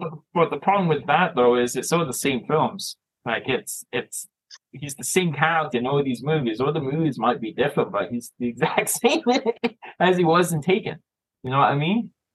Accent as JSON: {"language": "English", "town": "Toronto", "region": "Ontario", "country": "Canada", "tie": "born or raised there", "moved": "as an adult", "lives_now": "Scotland, United Kingdom", "said": "I was born here. And I moved to Canada when I was a young age."}